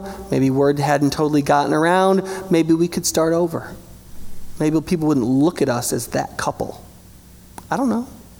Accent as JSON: {"language": "English", "country": "United States", "said": "I'm American"}